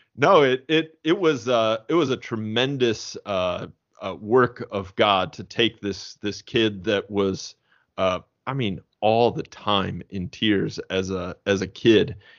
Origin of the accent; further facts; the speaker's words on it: Fort Wayne, Indiana, United States; now in St. Louis, United States; I grew up in Fort Wayne, Indiana